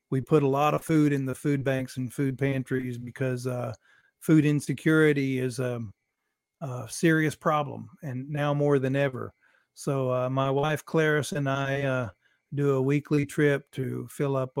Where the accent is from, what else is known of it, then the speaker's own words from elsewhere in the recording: Nashville, Tennessee, United States; I was born in Nashville.